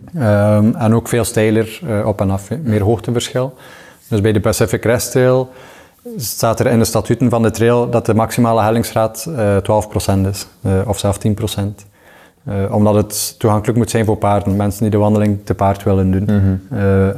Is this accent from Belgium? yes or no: yes; Waregem, Flanders, Belgium; ik ben opgegroeid in Waregem